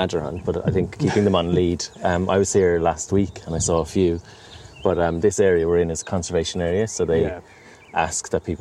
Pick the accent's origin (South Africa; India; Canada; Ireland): Ireland; now in United Kingdom; I was like a reptile and amphibian nerd growing up in Ireland, where we don't have many reptiles or amphibians. So when I moved over here